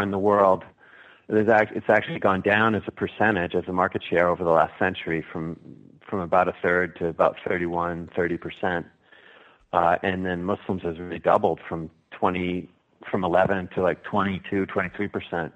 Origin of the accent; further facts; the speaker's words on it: Cape Cod, Massachusetts, United States; also born or lived in Cooperstown, New York; Pretty much Cape Cod. I was actually born in Cooperstown, New York, near the Baseball Hall of Fame, but most of my life I've lived on Cape Cod